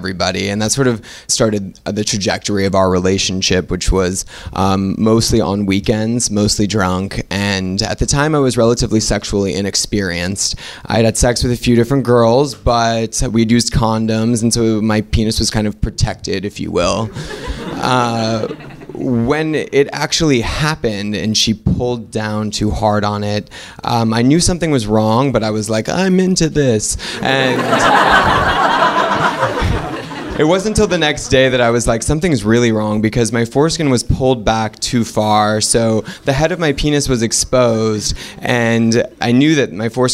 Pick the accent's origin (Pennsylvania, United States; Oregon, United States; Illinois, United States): Oregon, United States